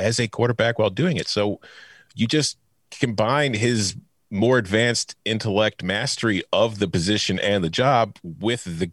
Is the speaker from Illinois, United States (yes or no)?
yes; Chicago, Illinois, United States; as a Chicagoan